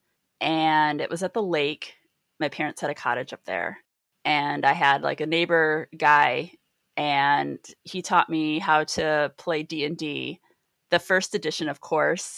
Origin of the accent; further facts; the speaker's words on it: Mishawaka, Indiana, United States; moved away; I'm originally from Mishawaka, Indiana